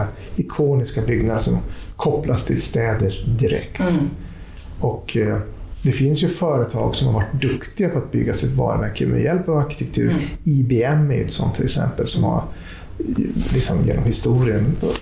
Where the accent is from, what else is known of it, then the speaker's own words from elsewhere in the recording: Skellefteå, Västerbotten County, Sweden; moved away as an adult; also born or lived in Jakobstad, Finland; now in Stockholm, Sweden; det är min uppväxtstad. Mm. Därför tycker jag också att det är min hemstad